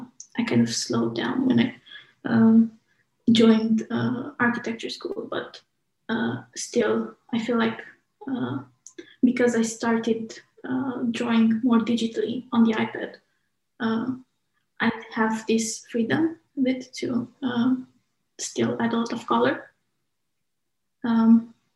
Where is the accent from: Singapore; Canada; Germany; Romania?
Romania; moved away as an adult; also born or lived in United Kingdom; now in Manchester, United Kingdom; from Romania, but moved to UK about 5 years ago to study architecture